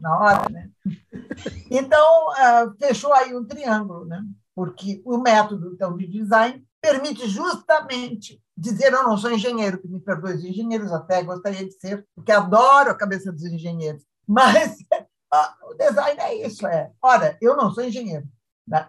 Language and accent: Portuguese; Estrela, Rio Grande do Sul, Brazil; also born or lived in Lajeado / Santa Cruz do Sul / Bagé / Jaguarão; Então eu me considero de estrela, casei ali, tive meus filhos